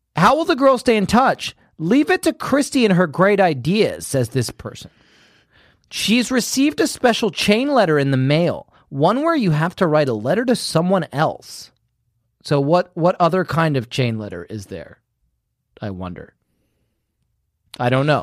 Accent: United Kingdom; moved away

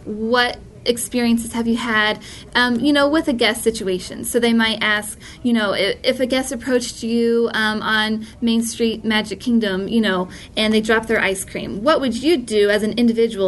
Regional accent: Texas, United States; moved away as an adult; I'm originally from Texas

